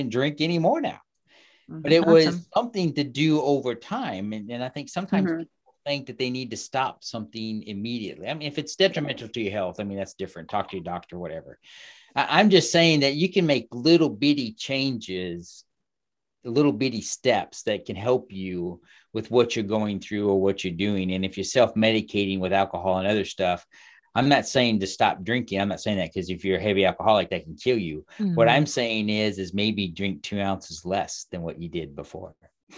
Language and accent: English; Kansas City, United States; I grew up in Kansas City